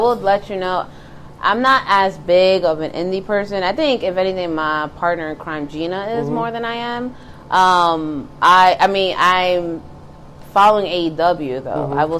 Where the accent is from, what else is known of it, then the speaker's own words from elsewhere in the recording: Bronx, New York, United States; So I grew up in the Bronx, and we had one TV.